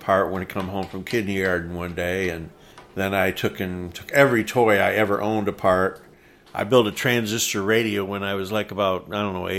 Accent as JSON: {"language": "English", "town": "Erie", "region": "Michigan", "country": "United States", "tie": "born or raised there", "also_born_or_lived": "Deerfield, Michigan", "said": "I actually was born and raised in, as a kid, in Erie, Michigan. My father was the mailman there."}